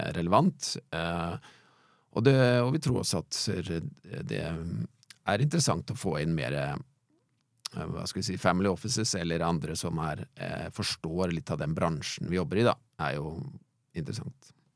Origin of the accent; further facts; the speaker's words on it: Halden, Østfold, Norway; now in Fredrikstad, Norway; Jeg vokste opp jeg er gjort i Halden, men jeg bor i, bor i Fredrikstad, da.